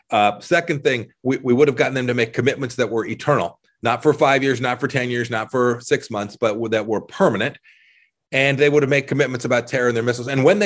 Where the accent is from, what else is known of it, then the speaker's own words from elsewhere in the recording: Kansas, United States; In the short run, I'm from Kansas, red winter wheat, high prices, all good.